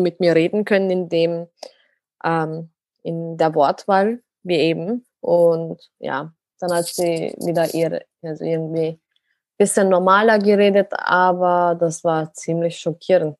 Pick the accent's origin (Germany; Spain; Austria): Austria; meine Wurzeln sind ursprünglich aus der Türkei, aber bin selber in Österreich geboren, also bin Österreicherin